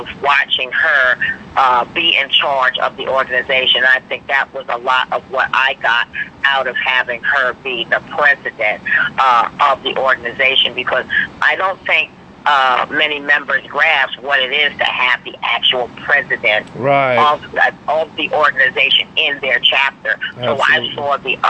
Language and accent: English; New York City, New York, United States; also born or lived in Barbados / Washington, D.C.; I'm hailing from Brooklyn, New York